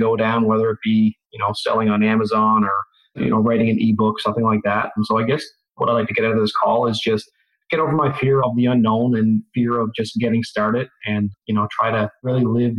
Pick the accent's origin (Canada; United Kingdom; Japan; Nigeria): Canada; Newfoundland and Labrador; I am from Newfoundland, Canada.